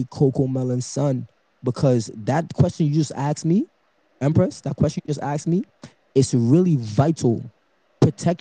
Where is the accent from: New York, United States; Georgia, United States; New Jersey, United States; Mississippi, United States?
New York, United States; New York City; I was raised in Brooklyn, New York